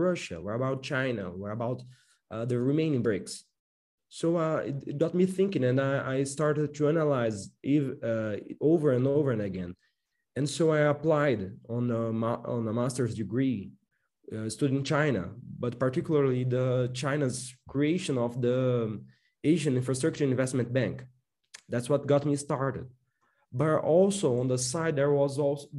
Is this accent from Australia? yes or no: no; Paraíba, Brazil; I'm also a professor at the Paraíba, which is my state, which is my home state, federal university here in Brazil.